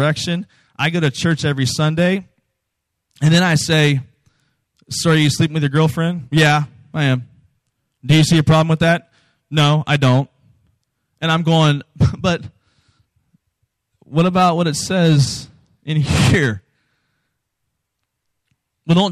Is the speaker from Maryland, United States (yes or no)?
no; Virginia, United States; Virginia, where I'm from